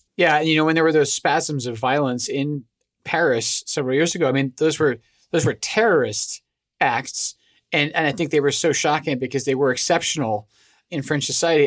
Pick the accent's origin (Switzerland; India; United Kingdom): United Kingdom; Scotland; moved away; I'm originally from Scotland.